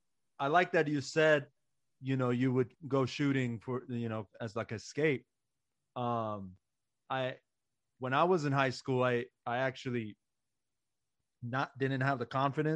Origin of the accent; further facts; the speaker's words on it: Iran; now in United States; growing up in Iran, basketball wasn't even a thing. So I didn't even have like a childhood to be surrounded by the game.